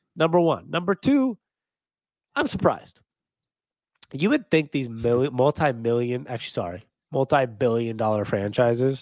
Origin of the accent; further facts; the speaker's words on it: Seattle, Washington, United States; my hometown Seahawks